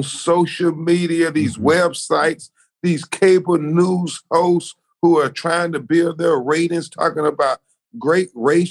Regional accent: Florida, United States; my home state of Florida

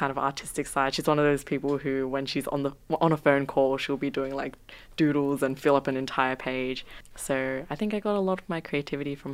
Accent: South Korea; born there; Yeah, they did. Um, I was born in Korea as well. So actually, um, I grew up with a lot of Korean music

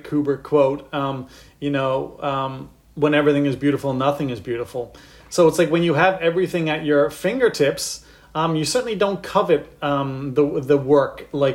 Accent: St. John's, Newfoundland and Labrador, Canada; moved away as an adult; also born or lived in Halifax; I grew up in St. John's, Newfoundland

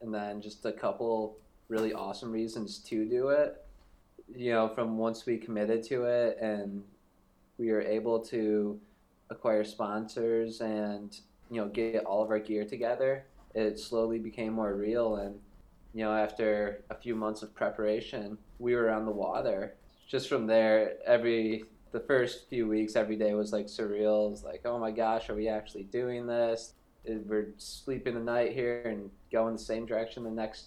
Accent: United States; moved away; growing up on Lake Michigan

